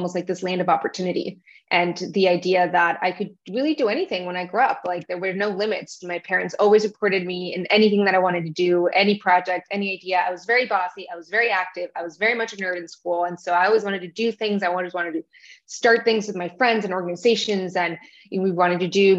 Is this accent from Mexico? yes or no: yes; Tijuana, Baja California, Mexico; moved away as an adult; also born or lived in New York; now in Miami, United States; I grew up in Tijuana, Mexico. I'm Mexican. My parents are from Mexico. So that's where I grew up. That's where I lived until I was 18